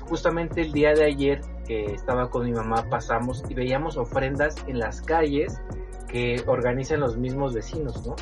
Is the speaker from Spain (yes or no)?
no; Mexico; como mexicanos la compartimos